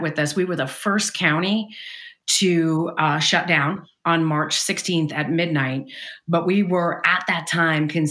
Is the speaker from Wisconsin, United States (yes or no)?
no; New York City, New York, United States; now in Bay Area, United States; I'm originally from Brooklyn, New York, which I think kind of matters. It's a little bit of a different way to grow up and be raised and then moving to the Bay Area